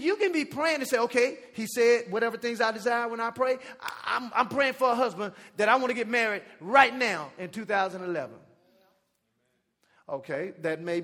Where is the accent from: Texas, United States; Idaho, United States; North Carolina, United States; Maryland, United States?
Texas, United States; Dallas; also born or lived in Jamaica; I'm from Dallas